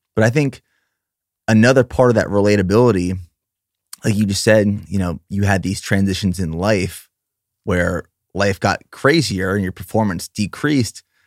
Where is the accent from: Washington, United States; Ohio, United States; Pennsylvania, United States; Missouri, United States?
Pennsylvania, United States; moved away; also born or lived in Austin; I'm from Pennsylvania